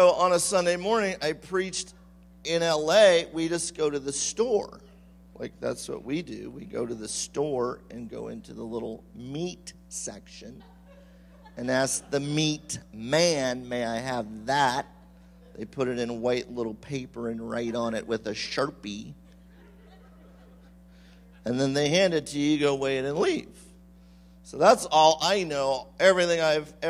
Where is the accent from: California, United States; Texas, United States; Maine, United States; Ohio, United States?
California, United States; I'm from California.